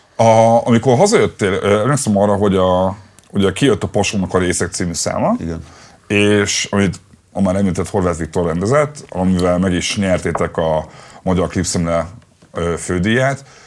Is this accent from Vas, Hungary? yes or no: no; Budapest, Hungary; én a népliget tőle nem messze nőttem fel